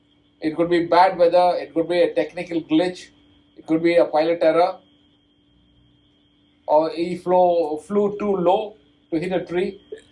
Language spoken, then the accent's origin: English; Kotagiri, Tamil Nadu, India; my hometown in Kotagiri, where my wife lives